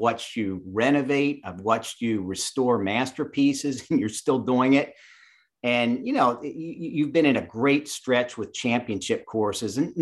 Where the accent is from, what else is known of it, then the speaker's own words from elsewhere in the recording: Chambersburg, Pennsylvania, United States; moved away; also born or lived in Statesboro, Georgia; I grew up in South Central Pennsylvania in Chambersburg.